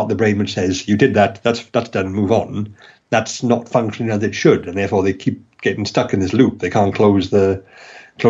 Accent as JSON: {"language": "English", "region": "Wales", "country": "United Kingdom", "accent": "Welsh", "said": "my ridiculous Welsh accent"}